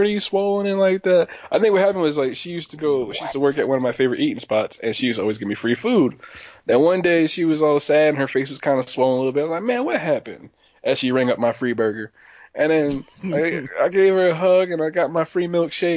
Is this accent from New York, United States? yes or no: yes; Schenectady, New York, United States; I grew up in Schenectady